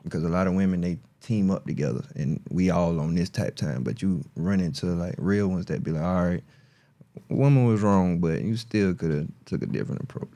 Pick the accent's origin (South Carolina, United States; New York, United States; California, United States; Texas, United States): South Carolina, United States; Marion; I'm from Marion, South Carolina